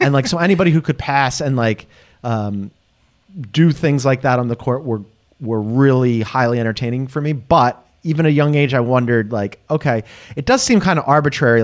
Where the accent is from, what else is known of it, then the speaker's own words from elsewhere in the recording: Philadelphia, Pennsylvania, United States; also born or lived in Las Vegas; I am a Philadelphian, spent my entire life there.